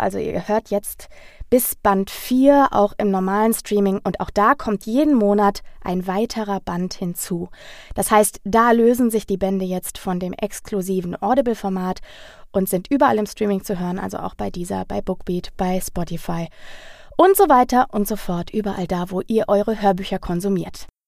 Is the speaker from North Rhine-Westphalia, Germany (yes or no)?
yes; Ruhr area, North Rhine-Westphalia, Germany; in meiner Heimat, dem Ruhrgebiet